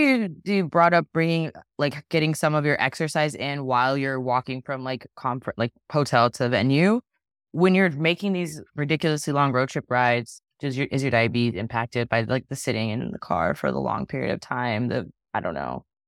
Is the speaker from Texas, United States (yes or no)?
yes; Dallas, Texas, United States; growing up in Dallas, like, you'll see a piece of Big Tex on the highway